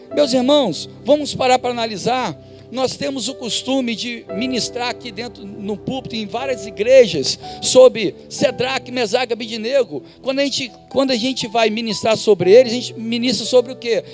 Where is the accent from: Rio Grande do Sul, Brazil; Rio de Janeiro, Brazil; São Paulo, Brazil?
Rio de Janeiro, Brazil; Duque de Caxias; da minha infância eu estudava em Duque de Caxias, em Duque de Caxias, no Rio de Janeiro